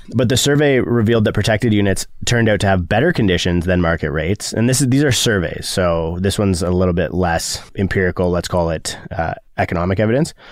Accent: Keswick, Ontario, Canada; I'm from Keswick and, uh, small town thing

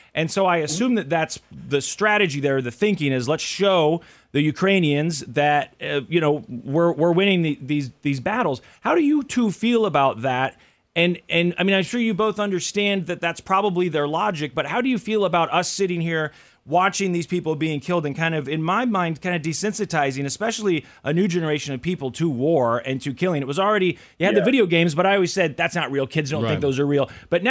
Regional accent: Midwest, United States; at least in my experience as an American in the middle of the country here

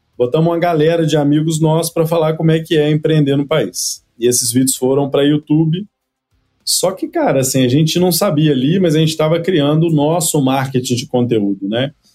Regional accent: Cataguases, Minas Gerais, Brazil; moved away; also born or lived in Aspen, Colorado, United States; Eu sou de uma cidade, ô, Leandro, que tem setenta mil habitantes, chama Cataguases, interior de Minas Gerais

